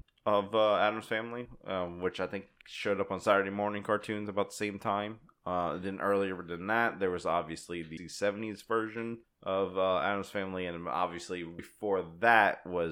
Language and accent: English; Hahnville, Louisiana, United States; I'm Hanville.